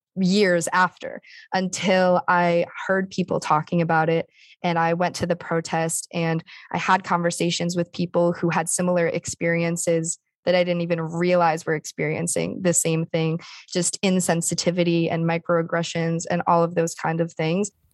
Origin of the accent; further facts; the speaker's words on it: East Lyme, Connecticut, United States; I grew up from the get-go in East Lyme, so I had no other, you know, from first grade through high school